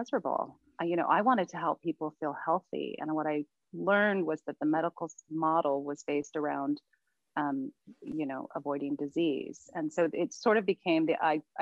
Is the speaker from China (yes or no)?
no; Maui, Makawao, Hawaii, United States; growing up on Maui, especially where I grew up, which was upcountry, the town of Mukwau